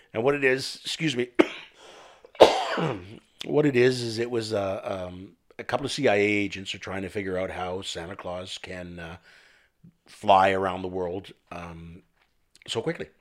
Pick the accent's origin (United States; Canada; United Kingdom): Canada; I'm French Canadian